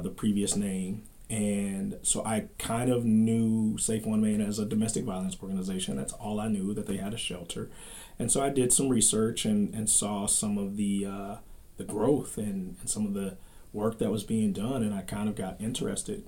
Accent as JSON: {"language": "English", "town": "Dayton", "region": "Ohio", "country": "United States", "tie": "born or raised there", "moved": "as an adult", "said": "I come to you from Dayton, Ohio"}